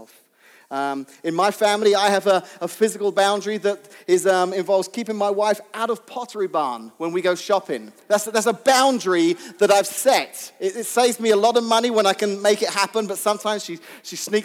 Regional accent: England, United Kingdom; when I was young, growing up in England

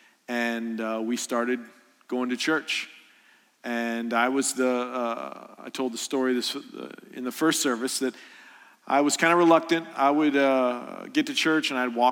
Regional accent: Columbia, Illinois, United States; I'm from Columbia, Illinois, which is south a little bit

